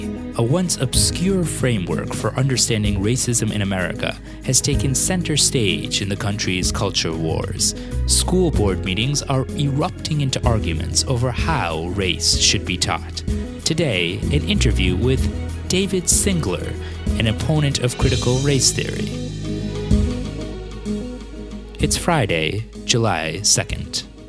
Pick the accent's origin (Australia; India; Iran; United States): India; No, I'm Indian.